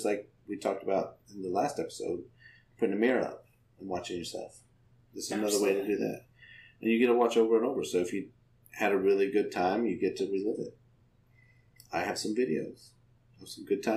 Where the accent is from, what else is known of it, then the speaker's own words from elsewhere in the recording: Idaho, United States; I grew up in Idaho